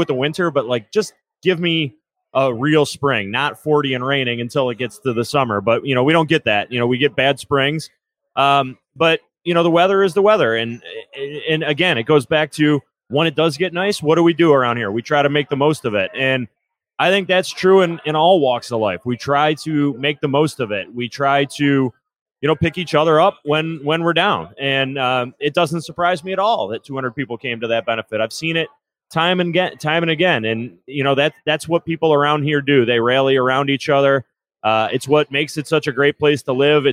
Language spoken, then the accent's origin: English; Lewiston, New York, United States; now in Amherst, United States; I am actually from Lewiston originally. So Niagara County